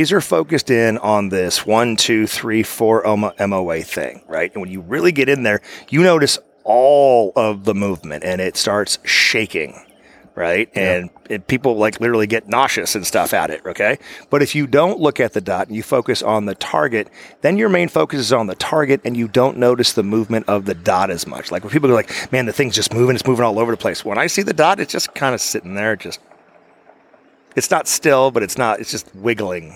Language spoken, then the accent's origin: English; United States; I'm an American